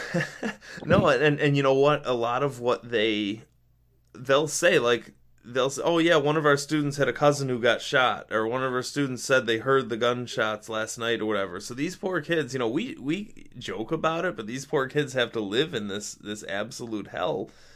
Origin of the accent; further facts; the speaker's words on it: Rochester, New York, United States; in my hometown in rochester we constantly constantly have these Hail Mary plays